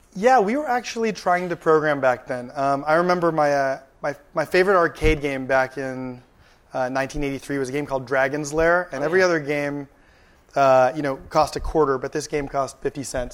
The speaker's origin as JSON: {"language": "English", "town": "San Antonio", "region": "Texas", "country": "United States", "tie": "born or raised there", "moved": "yes", "lives_now": "California, United States", "said": "I grew up in San Antonio, Texas. I spent about seven years there"}